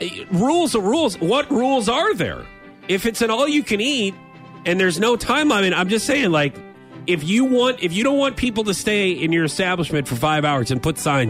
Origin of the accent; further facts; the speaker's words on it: St. Louis, Missouri, United States; growing up in St. Louis